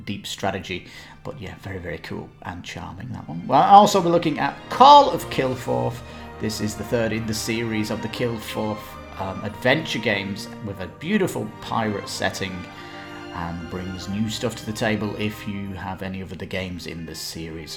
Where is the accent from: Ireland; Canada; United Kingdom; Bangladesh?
Ireland; I am Irish